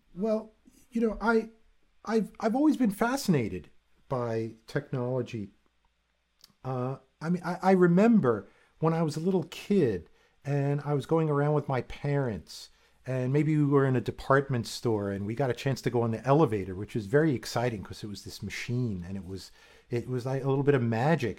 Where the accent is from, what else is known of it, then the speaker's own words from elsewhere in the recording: East Coast, United States; moved away as an adult; also born or lived in Arizona / Japan; I grew up on the East Coast